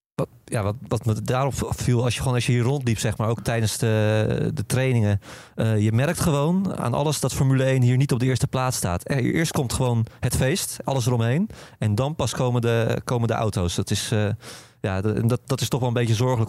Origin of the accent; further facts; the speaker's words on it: Netherlands; als Nederlander